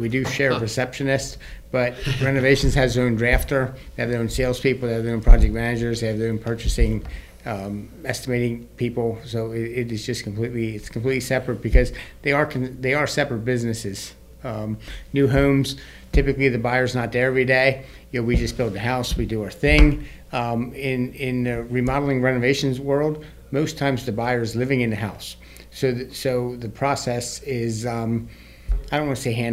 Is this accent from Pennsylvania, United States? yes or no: yes; Lancaster, Pennsylvania, United States; we're from Lancaster, and my parents did a very good job of building great quality homes and left us a very great legacy that was very easy to step in. We were well-trained. We all grew up in the field